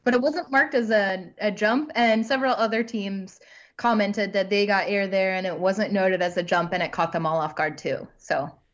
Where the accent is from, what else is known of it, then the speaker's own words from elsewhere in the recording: near Hundred Acre Wood, Missouri, United States; moved away; really near my hometown